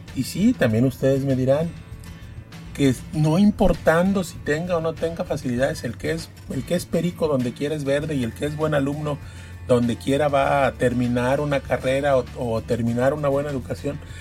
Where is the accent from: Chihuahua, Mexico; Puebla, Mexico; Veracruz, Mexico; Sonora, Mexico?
Veracruz, Mexico; Poza Rica; sobre la zona de Poza Rica, que es donde yo nací y donde trabajo y, es, y donde vivo